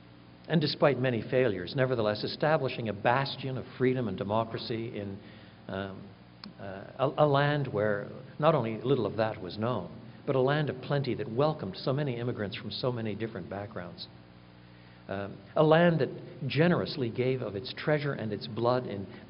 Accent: Canada; now in United States; I'm a Canadian by birth

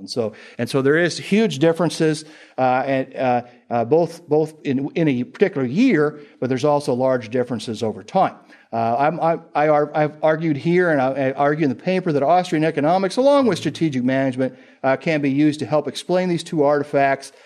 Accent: Indiana, United States; I'm from Indiana

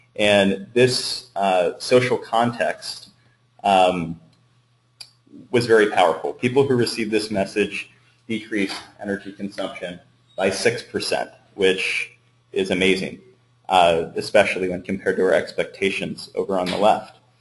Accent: Northern California, United States; I'm from Northern California

